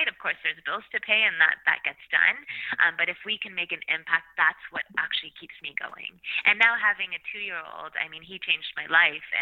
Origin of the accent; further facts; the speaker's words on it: Canada; I've was very lucky to be born and raised in Canada, where I had access to education